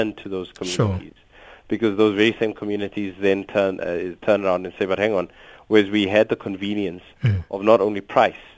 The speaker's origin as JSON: {"language": "English", "country": "South Africa", "said": "all of us as South Africans"}